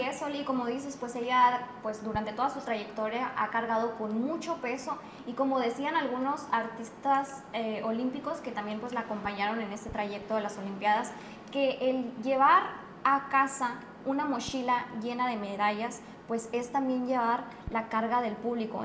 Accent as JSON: {"language": "Spanish", "country": "Mexico", "said": "nosotros como mexicanos"}